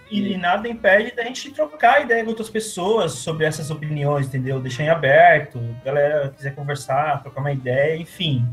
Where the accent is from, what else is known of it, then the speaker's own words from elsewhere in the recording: São Paulo, Brazil; also born or lived in Criciúma, Santa Catarina; now in Rio de Janeiro, Brazil; eu sou natural de São Paulo, mas vivi os últimos anos em Criciúma, Santa Catarina